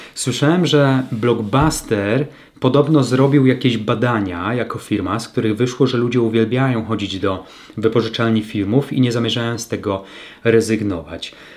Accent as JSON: {"language": "Polish", "region": "Lower Silesian Voivodeship", "country": "Poland", "tie": "born or raised there", "said": "w mojej niewielkiej mieścinie na Dolnym Śląsku, w rodzinnym mieście"}